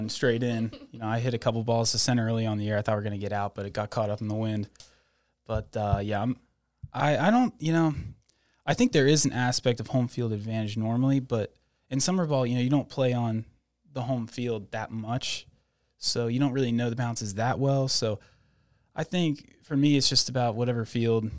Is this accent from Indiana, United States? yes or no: no; Morgantown, West Virginia, United States; I'm from Morgantown, West Virginia